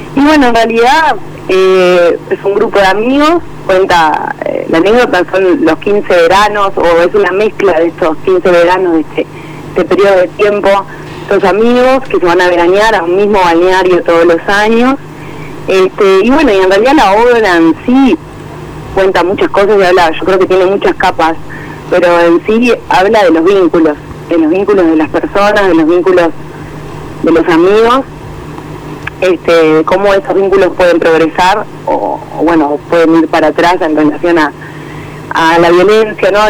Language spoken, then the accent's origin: Spanish; Montevideo, Uruguay; uno como montevideano